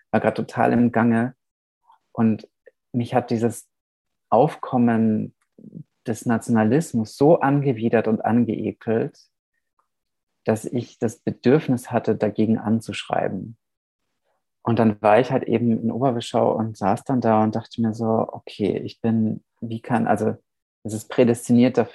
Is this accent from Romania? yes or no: yes; Vișeu de Sus, Maramureș County, Romania; born there; saß dann in, meinem, in meiner Geburtsstadt Oberwischau, Vischau de Sus, Felsche Vischau. Das ist in der Maramures im Norden Rumäniens.